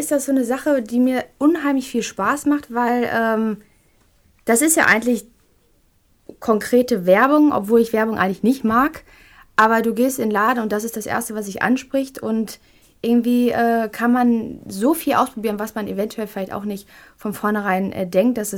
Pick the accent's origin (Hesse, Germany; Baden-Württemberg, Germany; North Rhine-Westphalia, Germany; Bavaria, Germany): North Rhine-Westphalia, Germany; Duisburg; born there; bin ich dann auf meine Geburtsstadt Duisburg gekommen